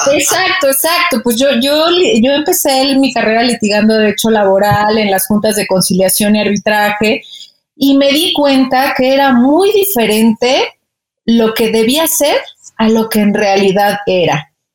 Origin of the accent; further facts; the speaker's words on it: Mexico; moved away as an adult; ya extrañaba a mi familia, pues los taquitos también, ¿no? Entonces, este, pues regresé a México